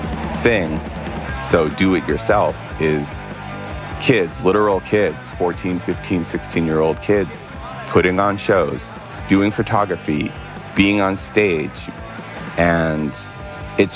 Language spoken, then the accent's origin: English; Barstow, Victorville, Apple Valley, California, United States; also born or lived in New York; I moved from New York when I was like 4 or 5 to a series of small towns. These are Barstow, Victorville, Apple Valley